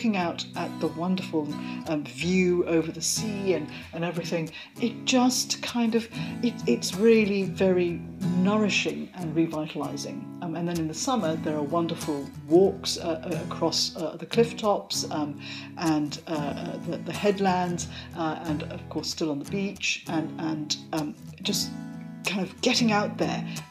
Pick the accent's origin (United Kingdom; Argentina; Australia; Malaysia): Malaysia; moved away; I'm from Malaysia